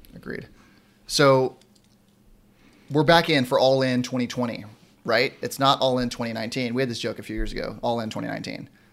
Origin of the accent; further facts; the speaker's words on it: San Diego, California, United States; I'm born and raised in San Diego